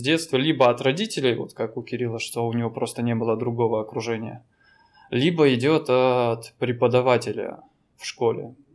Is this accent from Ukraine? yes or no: no; Danilov, Yaroslavl Oblast, Russia; now in Vladivostok, Russia; Я родился в Ярославской области, в таком маленьком городе. Данилове